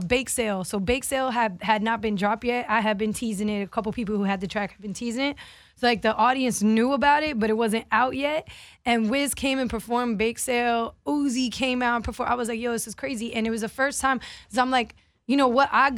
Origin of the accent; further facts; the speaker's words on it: Miami, Florida, United States; I'm from Miami.